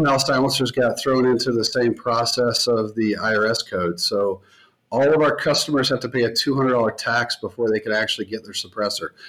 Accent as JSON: {"language": "English", "region": "the South", "country": "United States", "tie": "born or raised there", "said": "I grew up in the South"}